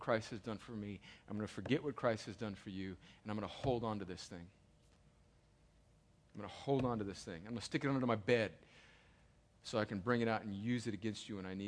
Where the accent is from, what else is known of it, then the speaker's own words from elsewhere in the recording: United States; I'm an American